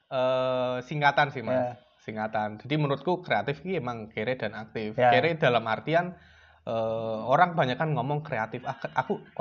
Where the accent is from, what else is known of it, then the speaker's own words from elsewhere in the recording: Kudus, Central Java, Indonesia; saya asli Kudus eh, adik kelasnya Mas Jangka